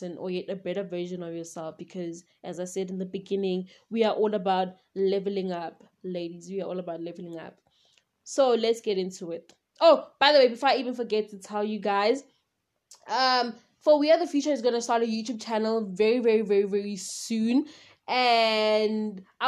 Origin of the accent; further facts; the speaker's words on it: South Africa; I am from South Africa